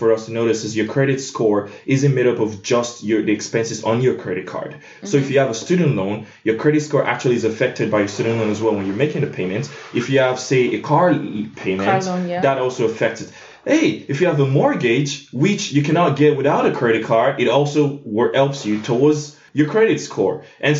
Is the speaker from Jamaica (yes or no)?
no; Nigeria; also born or lived in Canada; I'm so happy because I'm Nigerian and Canadian and African, I guess.